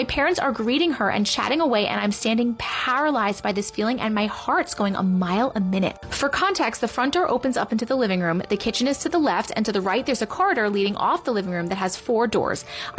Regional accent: London, United Kingdom; me and my sister's surrogate grandmother growing up in London.

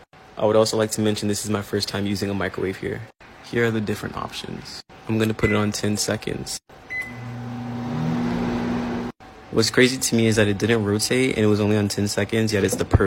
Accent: United States; moved away as an adult; now in Costa Rica; As an American

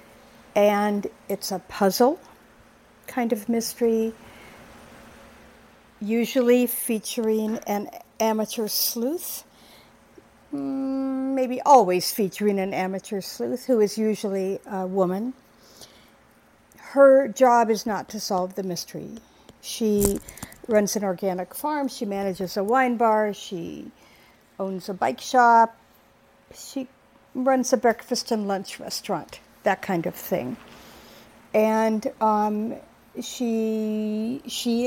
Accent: Southern California, United States; moved away; I'm from Southern California originally

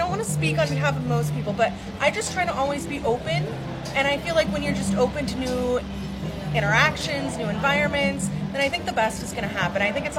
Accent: Dallas, Texas, United States; I'm from Dallas, Texas.

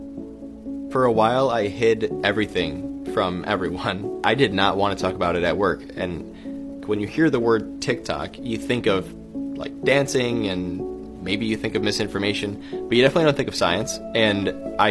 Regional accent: Buffalo, New York, United States; moved away as an adult; also born or lived in West Virginia / Stanford; I grew up in Buffalo, New York

